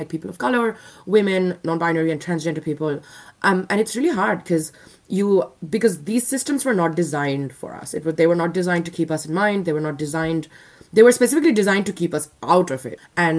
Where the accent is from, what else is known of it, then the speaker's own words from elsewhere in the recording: India; moved away as an adult; now in Australia; I'm an Indian citizen